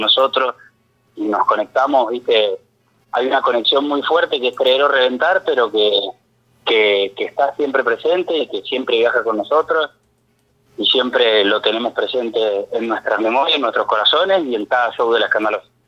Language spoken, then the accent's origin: Spanish; Greater Mendoza, Argentina; Nosotros somos de Mendoza Capital